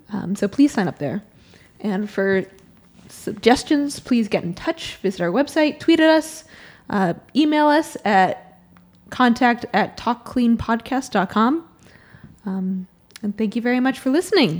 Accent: Boston, Massachusetts, United States; moved away as an adult; also born or lived in Florida / North Carolina; I'm from the Boston area, but I went to school in Florida and then North Carolina

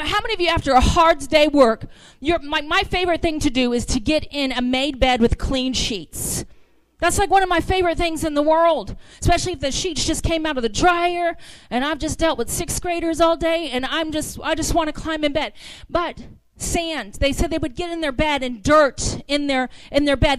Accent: the South, United States; accent: southern; I am from the south

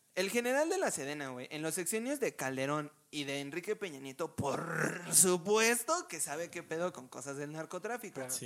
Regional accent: Mexico

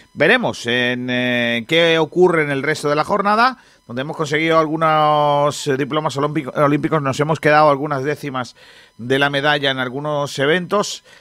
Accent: Rincón de la Victoria, Andalusia, Spain; En Rincón de la Victoria, que es mi pueblo

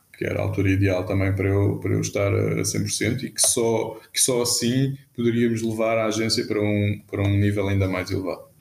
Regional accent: Cascais, Lisbon, Portugal; now in Lisbon, Portugal; nasci em Cascais, onde vivi uh, toda a minha infância, juventude e, e, mesmo, e só saí de Cascais, aos, se não me engano, aos 27.

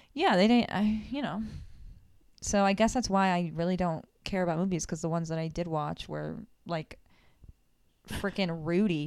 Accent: South Florida, United States; born and raised in Florida, South Florida

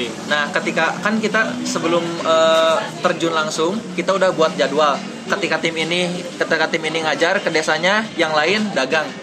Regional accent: Cianjur, West Java, Indonesia; kita sebagai anak Cianjur

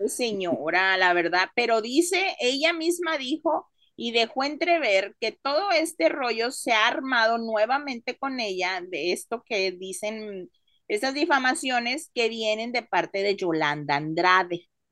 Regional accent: Mexico; moved away; tú y yo somos mexicanos

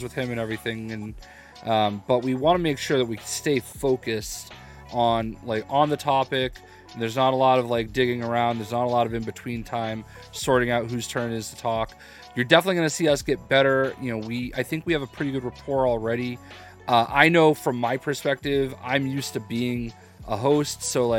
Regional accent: Boston, Massachusetts, United States; I'm a dude from Boston

